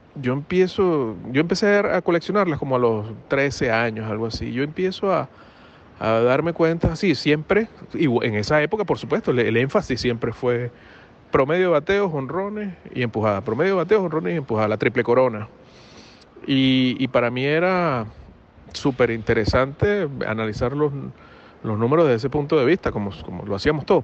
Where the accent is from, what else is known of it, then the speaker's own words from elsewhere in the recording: Venezuela; moved away; yo he sido, como todo venezolano, he sido fanático del béisbol desde, desde muy pequeño